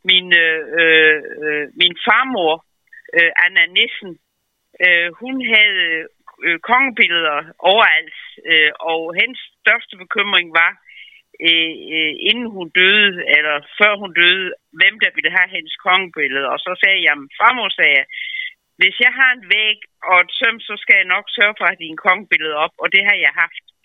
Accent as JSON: {"language": "Danish", "area": "Als, Southern Jutland", "region": "Southern Denmark", "country": "Denmark", "tie": "born or raised there", "moved": "yes", "said": "jeg kendte jo kun til dem som sønderjyde"}